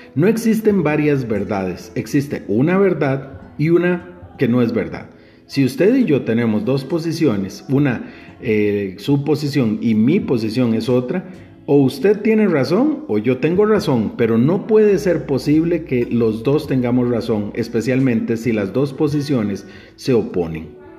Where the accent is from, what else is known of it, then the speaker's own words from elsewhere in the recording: Guápiles, Limón, Costa Rica; mi pueblo natal, que es Guapiles